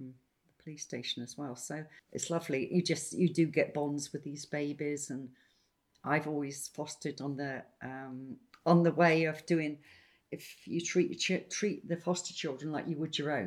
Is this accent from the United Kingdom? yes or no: yes; Wiltshire, South West England, United Kingdom; moved away as an adult; now in Folkestone, United Kingdom; I'm from Wiltshire, really, but I've been down here 30 odd years.